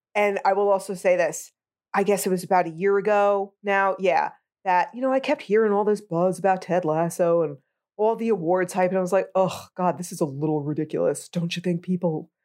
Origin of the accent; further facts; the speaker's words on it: United States; I'm American